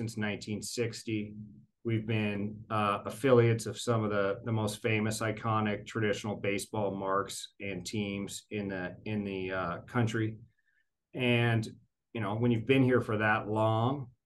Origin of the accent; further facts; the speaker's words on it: Portland, Oregon, United States; now in Tacoma, United States; I grew up in the Portland area, so Mount Hood was my mountain